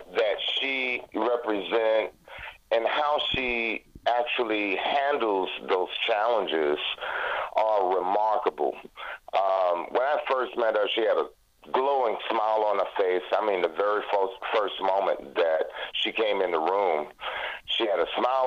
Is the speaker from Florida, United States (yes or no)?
yes; Jacksonville, Florida, United States; moved away; I'm 65 years old, and actually just relocated back to Florida, which is my hometown. And interesting enough, when I came back home to Jacksonville, Florida